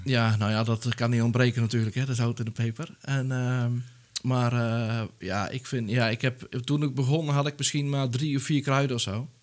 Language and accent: Dutch; Netherlands; ik kom zelf uit Dijl